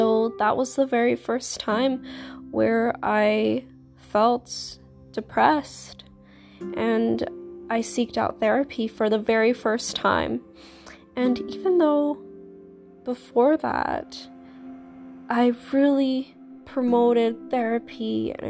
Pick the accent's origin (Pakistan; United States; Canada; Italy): Canada; I am a Canadian, I'm 22 years old